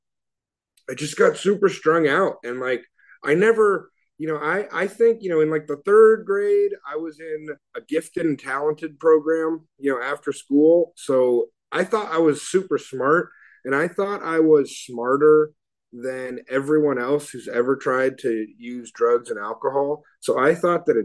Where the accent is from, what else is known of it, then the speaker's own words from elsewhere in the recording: Oakland, California, United States; I grew up in Oakland